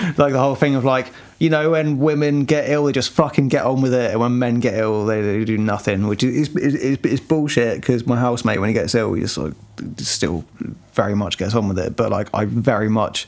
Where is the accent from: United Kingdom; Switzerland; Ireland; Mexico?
United Kingdom; I'm British. I'm from, you know, scum.